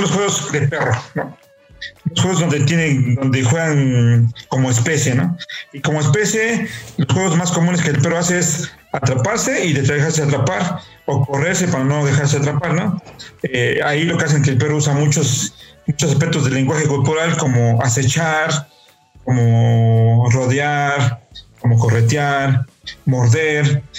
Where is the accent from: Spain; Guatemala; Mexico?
Mexico; Puebla; yo soy de Puebla y en Puebla ahora, bueno, ahora ya no tanto, pero antes había mucho más terrenos baldíos